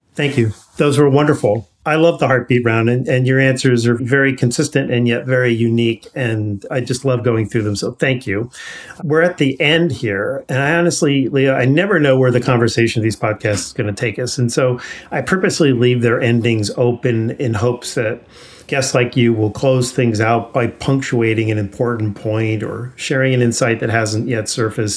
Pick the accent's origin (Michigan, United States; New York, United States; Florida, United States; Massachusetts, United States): New York, United States; I grew up in New York.